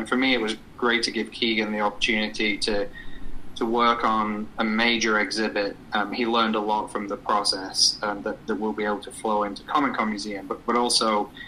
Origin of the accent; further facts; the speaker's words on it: England, United Kingdom; accent: English; moved away; My accent is English, and I was born and raised in a country that is full of history